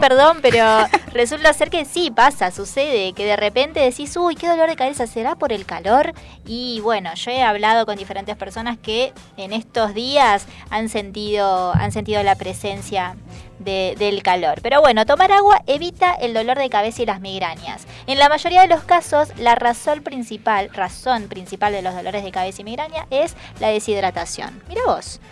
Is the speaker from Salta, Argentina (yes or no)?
yes; Salta, Argentina; now in Buenos Aires, Argentina; Yo, por ejemplo, que soy de, de, Salta, la linda